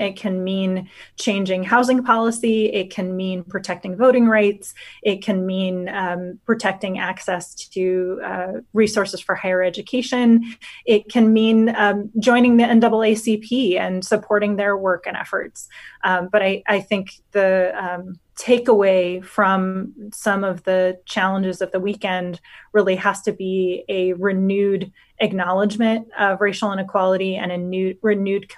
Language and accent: English; Otoe County, Nebraska, United States; I grew up on a family farm in Odo County